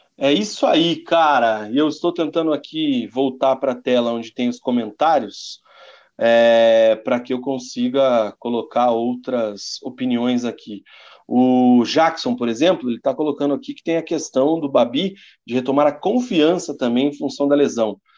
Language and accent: Portuguese; Paraná, Brazil; como paranaense